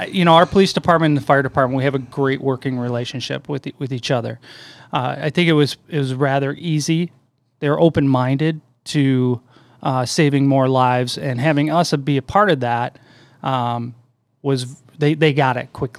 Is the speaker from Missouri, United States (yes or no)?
no; St. Charles, Illinois, United States; I grew up in St. Charles